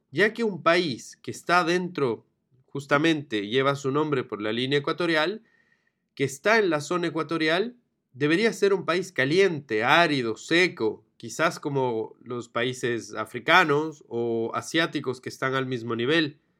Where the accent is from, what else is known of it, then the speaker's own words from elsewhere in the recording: Ecuador; es mi país. Yo nací en Ecuador, soy ecuatoriano y amo y disfruto de mi país.